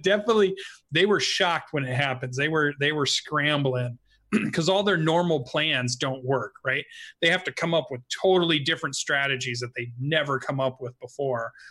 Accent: Phoenix, Arizona, United States; now in Pacific Northwest, United States; I grew up in Arizona for all of my trigger-treating days.

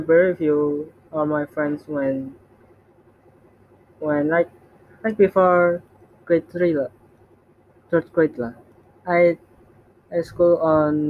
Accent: Semarang, Central Java, Indonesia; English is a second language; also born or lived in Surabaya; I'm Indonesian, and exactly I born and raised in Semarang

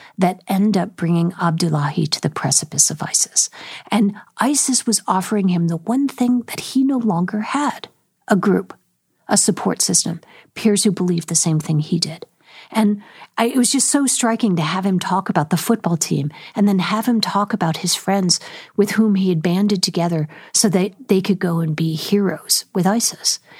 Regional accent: San Francisco Bay Area, California, United States; I grew up in the San Francisco Bay Area

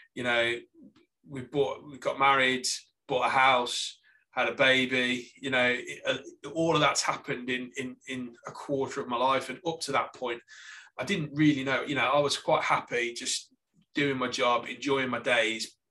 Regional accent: Lichfield, West Midlands, United Kingdom; accent: Staffordshire; moved away as an adult; also born or lived in Stoke-on-Trent / Australia; now in Salisbury, United Kingdom; I, am originally from Lichfield, which is actually in Staffordshire

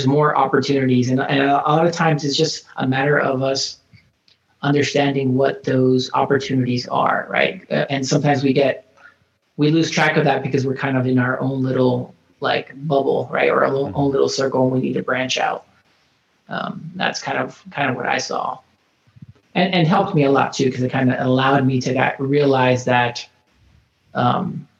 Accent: Florida, United States; moved away as an adult; I'm actually from Florida originally

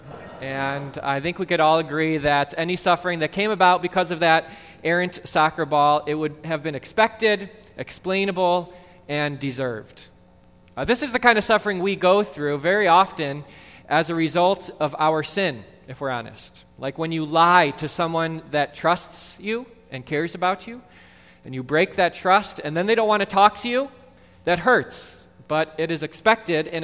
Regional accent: Mount Prospect, Illinois, United States; Growing up in Mount Prospect

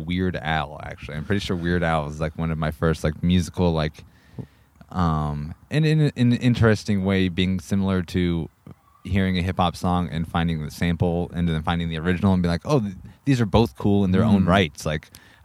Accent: Montana, United States; also born or lived in Clackamas, Oregon / Gresham, Oregon; now in Portland, United States; when I grew up in Montana, I went up back up to Montana when I was like in third, fourth grade

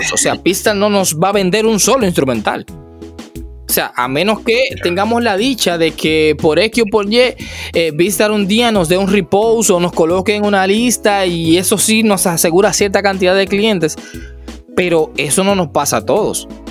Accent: Dominican Republic; En mi país, aquí en República Dominicana

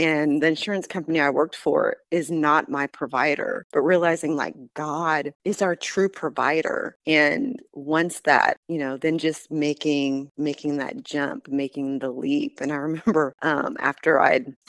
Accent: Southern California, United States; moved away as an adult; also born or lived in Bloomington, Illinois; now in Murfreesboro, United States; We left Illinois when I was about four, and my youngest brother at the time was three. And we moved to Southern California, spent about 20 years there

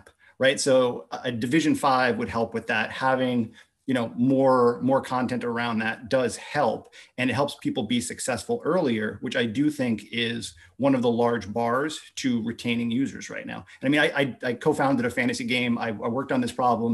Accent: United States; being American

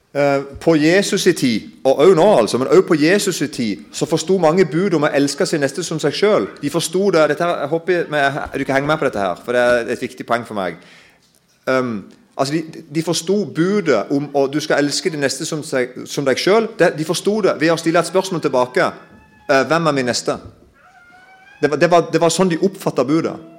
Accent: Kristiansand, Agder, Norway; Jeg kommer jo fra Kristiansand-området

